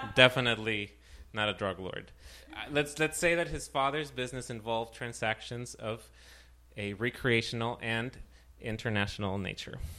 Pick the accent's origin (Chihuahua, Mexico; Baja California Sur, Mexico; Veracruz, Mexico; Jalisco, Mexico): Chihuahua, Mexico; Ciudad Juárez; moved away; I was raised in Juarez, in the Mexican border